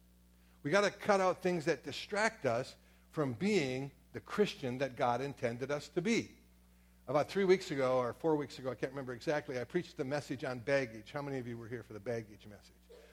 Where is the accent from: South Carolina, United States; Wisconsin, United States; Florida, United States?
Wisconsin, United States; Door County; I was raised up in Door County